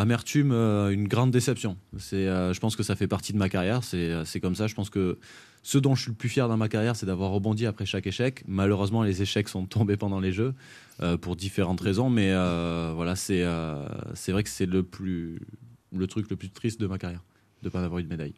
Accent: Font-Romeu, Occitania, France; also born or lived in Narbonne / Paris; c'est pour ça que je suis arrivé à Fort-Romeu

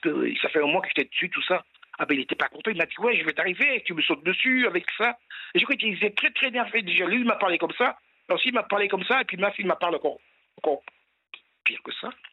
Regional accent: French Guiana; je suis de Guyane

